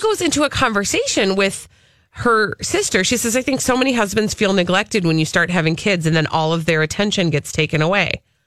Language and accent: English; Minnesota, United States; I'm from Minnesota